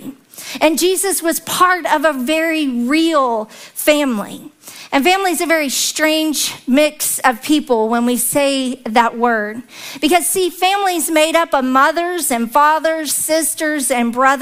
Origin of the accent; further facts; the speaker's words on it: the South, United States; accent: very southern; my very southern accent